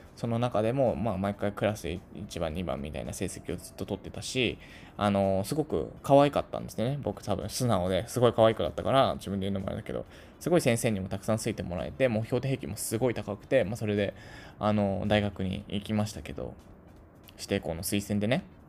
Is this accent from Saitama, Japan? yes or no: no; Tokyo, Japan; 出身地は東京都です。はい。東京都に、で生まれ育ってます